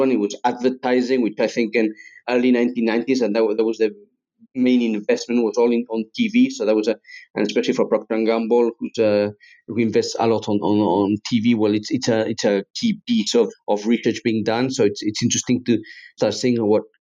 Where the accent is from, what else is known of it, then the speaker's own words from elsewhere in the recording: Spain; also born or lived in England; I'm half English, half Spanish. So I was brought up in Spain. That's where my father's from. I was born in England